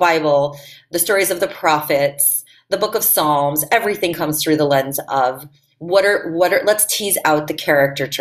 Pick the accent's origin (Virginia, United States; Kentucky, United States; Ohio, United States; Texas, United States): Ohio, United States; Cleveland; I was raised right here in Cleveland, Ohio